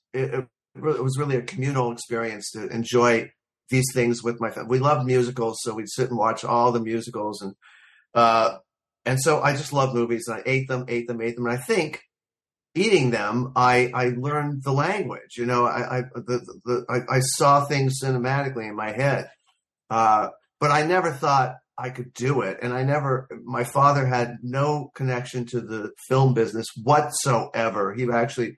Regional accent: Los Angeles, California, United States; I was born and raised here in Los Angeles

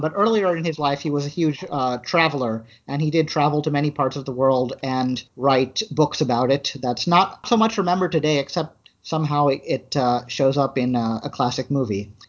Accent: Springfield, United States; I grew up in Springfield

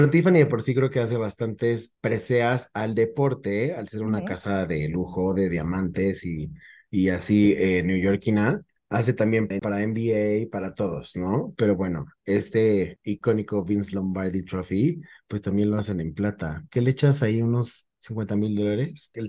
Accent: Mexico; Ese momento hasta me hizo sentir patriota y yo soy mexicano.

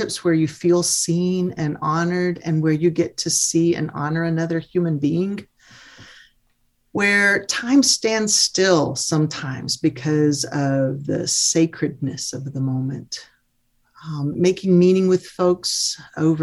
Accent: Mississippi, United States; I'm a Mississippi girl. I'm a Southerner

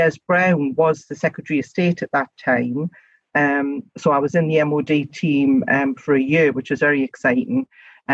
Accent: Gateshead, North East England, United Kingdom; accent: local accent (North East); I'm actually from Gateshead. My first seat was Gateshead East and Washington West. So I literally was the MP for my hometown

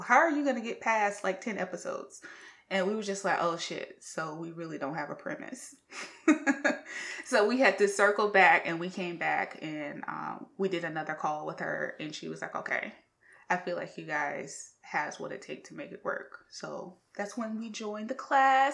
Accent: South Carolina, United States; We're all from the South. Yes, we're from South Carolina

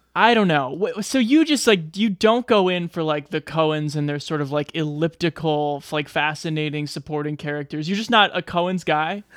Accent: Nebraska, United States; my home state of Nebraska.

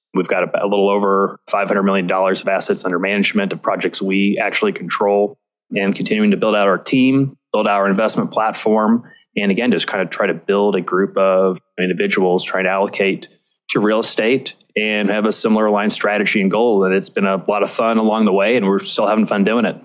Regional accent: Indianapolis, Indiana, United States; also born or lived in New York City; I ended up moving back to Indianapolis, which, which is my hometown

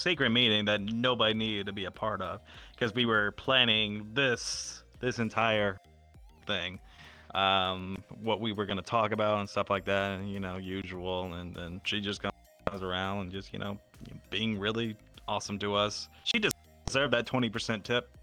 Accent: Tennessee, United States; I said Tennessee.

